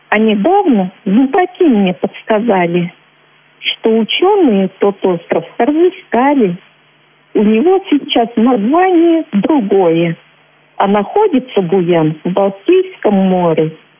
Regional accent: Chuvashia, Russia; also born or lived in Udmurtia; Когда было мне 10 месяцев, мои родители решили вернуться в Чувашию. Мы поселились в поселке Кудеси Чебоксарского района

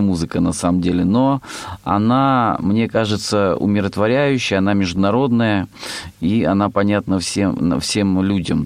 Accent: Rostov Oblast, Russia; я э, из Ростовской области, есть в России Ростовская область

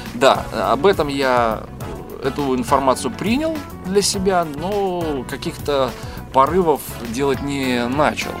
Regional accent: Grodno, Grodno Region, Belarus; moved away as an adult; now in Minsk, Belarus; я сам не из Минска, сам из города Гродно

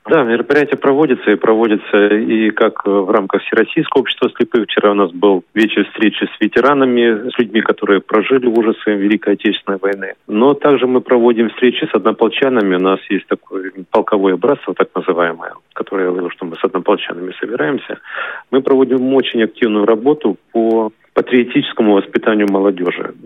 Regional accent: Ukraine; moved away as an adult; now in Kaliningrad Oblast, Russia; Я родился в Украине, в маленьком городке в 1962 году. Окончил школу, поступил после школы в военное училище

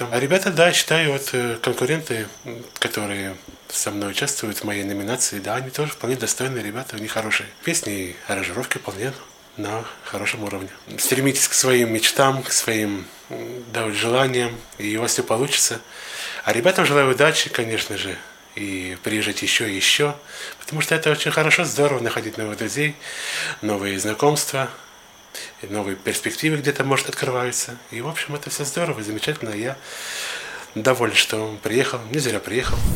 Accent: Georgiyevsk, Stavropol Krai, Russia; я из Старопольского края, город Георгиевск.

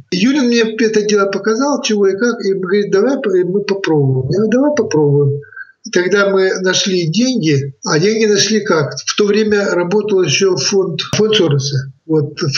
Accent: Biysk, Altai Krai, Russia; То есть я приехал из Бийска, и сразу меня взяли в библиотеку работать.

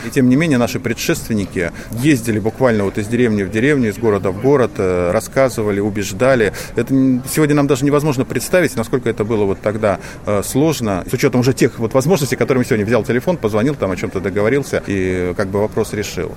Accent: Saint Petersburg, Russia; я из Петербурга

